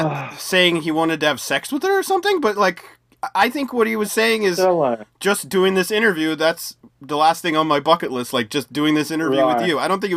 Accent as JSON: {"language": "English", "country": "United States", "said": "I'm from the U.S."}